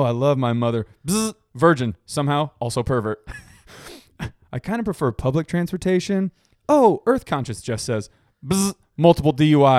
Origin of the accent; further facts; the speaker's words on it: Long Island, New York, United States; I ain't from Manhattan, sir. I'm from Long Island.